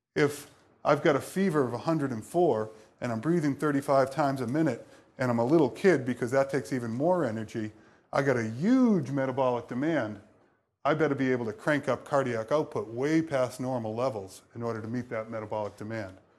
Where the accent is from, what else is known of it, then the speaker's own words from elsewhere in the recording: Boston, Massachusetts, United States; moved away; I'm from Boston